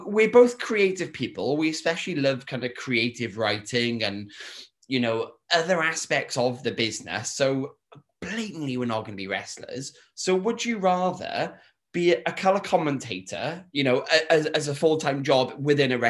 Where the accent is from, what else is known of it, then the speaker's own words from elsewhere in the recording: United Kingdom; we're from Britain